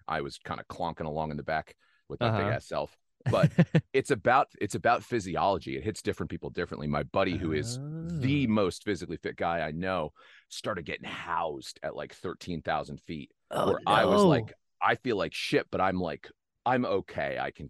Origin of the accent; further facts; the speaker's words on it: Pennsylvania, United States; also born or lived in New Jersey; now in Los Angeles, United States; No, I was born in New Jersey, but don't hold that against me. And not too much longer after, I moved to Northeast Pennsylvania, a little town outside of Wilkes-Barre would be like the next biggest town.